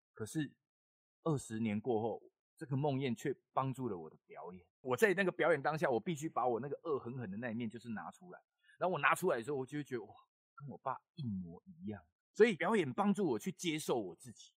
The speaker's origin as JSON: {"language": "Chinese", "country": "Taiwan", "accent": "Taiwanese Hokkien accent", "said": "我讲话有台语腔嘛。然后我，我们家本身就是台语人嘛"}